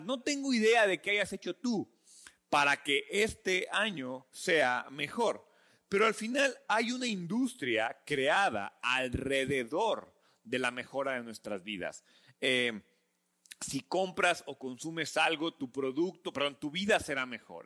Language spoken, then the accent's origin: Spanish; Mexico; como buenos mexicanos